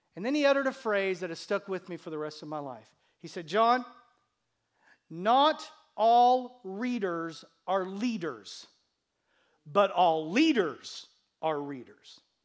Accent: United States; my parents who gave birth to me on this continent, in this country

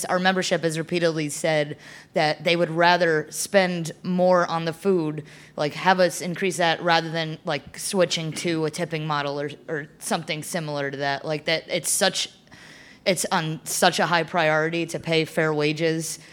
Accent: New Jersey, United States; now in Austin, United States; I'm from New Jersey.

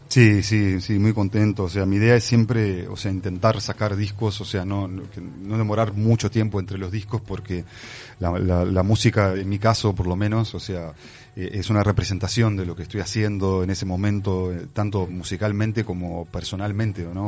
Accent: Brazil; moved away; also born or lived in Uruguay; fui criado en Brasil

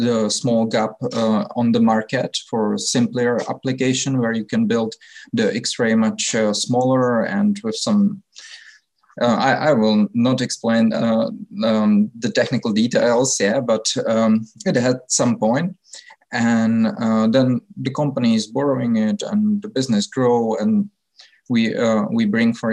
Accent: Czechia; I'm from the Czech Republic

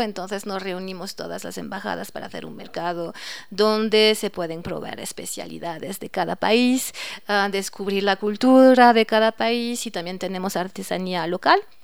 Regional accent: Nantes, Pays de la Loire, France; moved away as an adult; now in Ecuador; Yo vengo del oeste de Francia, cerca del Atlántico, Nantes, la ciudad de Nantes

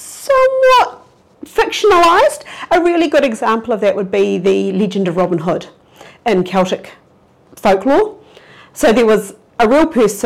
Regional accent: New Zealand; of my generation growing up in New Zealand

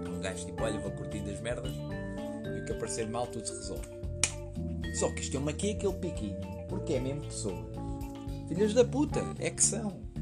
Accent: Leiria, Centro, Portugal; moved away; eu em Leiria é onde eu sou originalmente

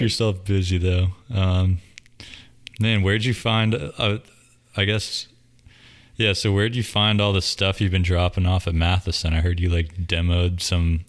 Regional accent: Davidson, North Carolina, United States; I grew up in Davidson, which is like 20 minutes up the road from here

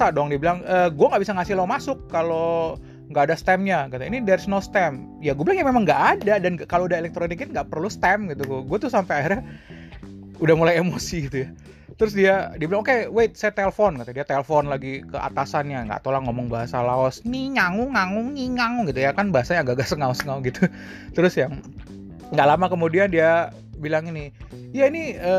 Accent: Indonesia; tapi gue gue asli dari Indonesia

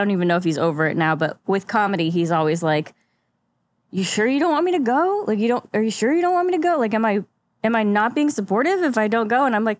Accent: St. Louis, Missouri, United States; I moved here from Michigan, but I'm from ish St. Louis.

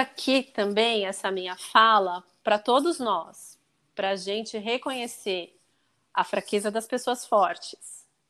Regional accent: Brazil; eu falei que eu era do Brasil

